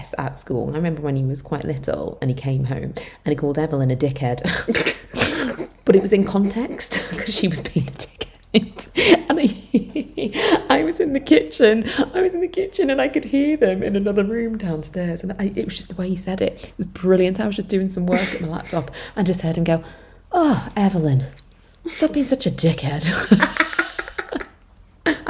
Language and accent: English; Liverpool, North West England, United Kingdom; accent: Scouse; moved away as an adult; also born or lived in Leeds; I moved away from Liverpool, I went to Leeds for uni